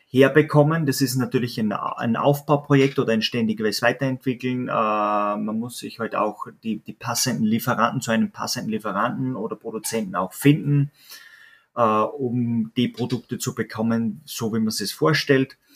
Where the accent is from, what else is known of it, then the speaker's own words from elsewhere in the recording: Austria; richtig, wir, wir sind Österreicher und äh, wir sind natürlich auch beide zwei sogenannte Landeier, sage ich mal so.